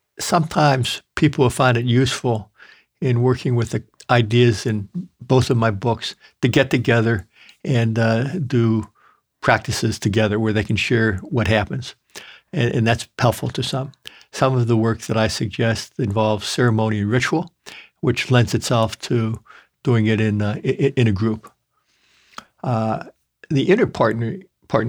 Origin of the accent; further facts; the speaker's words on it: Midwest, United States; I grew up in the Midwest where grandmothers used to like to feed their grandsons, and I ate meat and potatoes and sticky buns and pies and gravies.